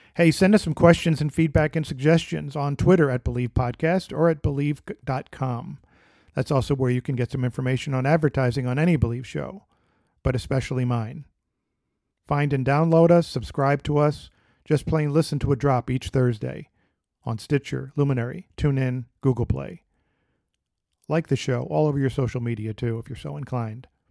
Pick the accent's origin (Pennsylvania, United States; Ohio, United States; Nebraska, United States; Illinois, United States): Pennsylvania, United States; My home state of Pennsylvania